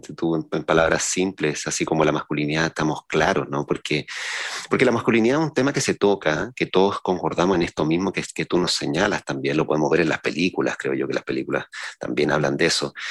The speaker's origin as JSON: {"language": "Spanish", "town": "San Antonio", "region": "Valparaíso", "country": "Chile", "tie": "born or raised there", "said": "los que veníamos de San Antonio"}